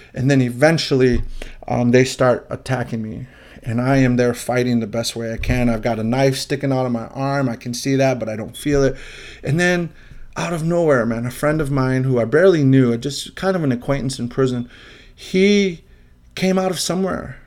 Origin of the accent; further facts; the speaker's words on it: Illinois, United States; also born or lived in Chicago; I'm from Illinois